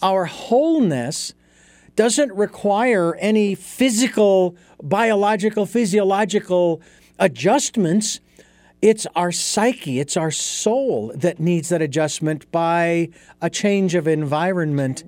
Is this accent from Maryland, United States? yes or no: no; Phoenix, Arizona, United States; moved away; as a kid growing up in Phoenix